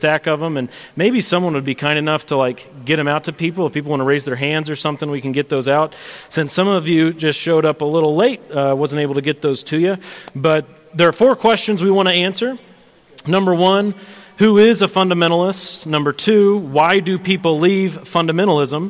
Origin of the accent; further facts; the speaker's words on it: Sedalia, Missouri, United States; moved away as an adult; now in Payson, United States; I am from Central Missouri originally. My wife and I are both from Sedalia, Missouri